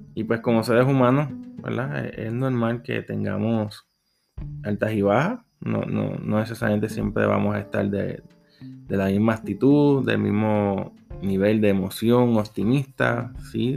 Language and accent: Spanish; Puerto Rico; Soy de Puerto Rico